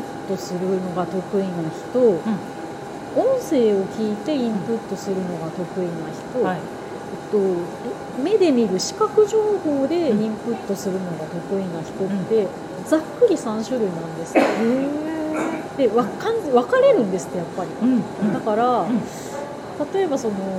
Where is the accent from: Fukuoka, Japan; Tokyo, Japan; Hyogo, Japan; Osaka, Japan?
Tokyo, Japan; 私は東京育ちだから